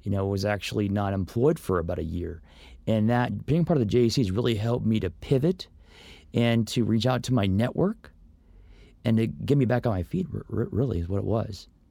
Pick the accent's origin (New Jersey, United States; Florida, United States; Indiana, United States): Florida, United States; Orlando; moved away as an adult; also born or lived in Los Angeles / Northridge; now in Santa Clarita, United States; growing up in Orlando